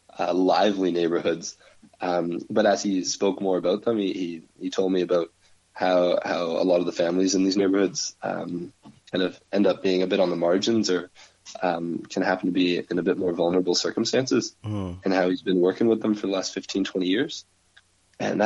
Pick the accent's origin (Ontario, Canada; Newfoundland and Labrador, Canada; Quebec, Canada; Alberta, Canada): Ontario, Canada; St. Thomas; moved away as an adult; now in Waterloo, Canada; I'm not from here. I'm from St. Thomas. I'm I came to Waterloo to do school at Laurier